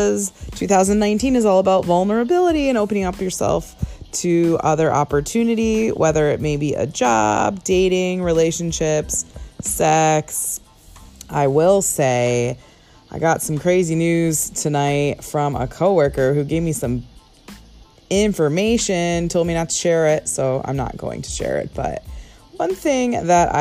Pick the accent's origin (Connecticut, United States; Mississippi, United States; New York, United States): Connecticut, United States; now in Los Angeles, United States; born and raised in Connecticut